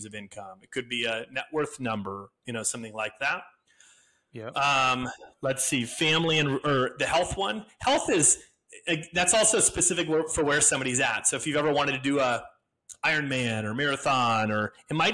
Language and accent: English; Wisconsin, United States; moved away; I'm from Wisconsin originally